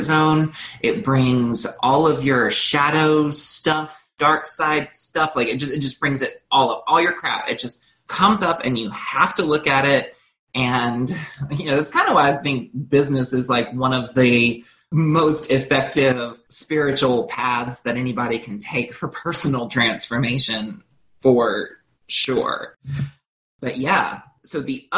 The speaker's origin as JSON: {"language": "English", "region": "North Carolina", "country": "United States", "tie": "born or raised there", "said": "I was raised in North Carolina in the South"}